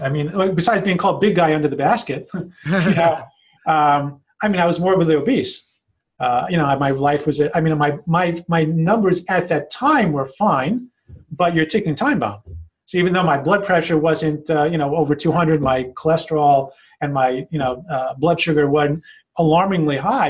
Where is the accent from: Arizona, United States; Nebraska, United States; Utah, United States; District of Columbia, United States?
District of Columbia, United States; Washington; also born or lived in Silver Spring, Maryland / Israel; now in Lakewood, United States; I actually grew up in D- the DC area